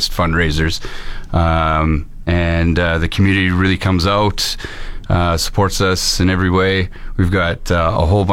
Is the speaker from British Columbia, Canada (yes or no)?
yes; Qualicum Beach, British Columbia, Canada; moved away as an adult; now in Fort McMurray, Canada; I'm originally from Vancouver Island, grew up in Qualicum Beach.